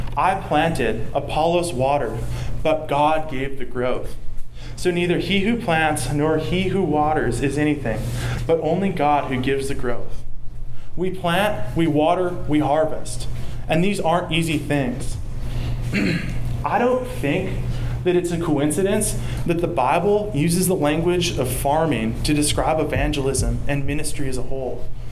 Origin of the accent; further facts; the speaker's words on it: the South, United States; accent: southern; my southern accent